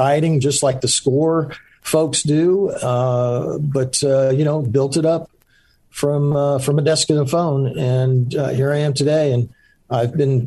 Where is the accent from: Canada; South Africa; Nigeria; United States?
United States; Central Florida; also born or lived in Charleston, South Carolina / Winter Park, Florida / Longwood, Florida; pretty much grew up in Florida, in Central Florida